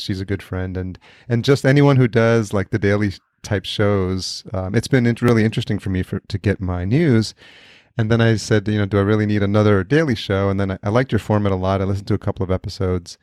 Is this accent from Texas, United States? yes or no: no; Yonkers, New York, United States; I grew up in Yonkers